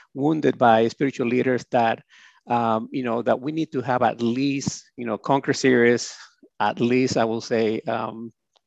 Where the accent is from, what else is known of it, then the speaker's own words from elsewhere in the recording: Honduras; moved away; I came from Honduras